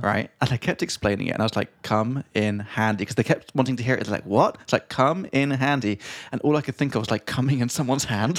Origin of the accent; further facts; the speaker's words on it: England, United Kingdom; now in Prague, Czech Republic; from England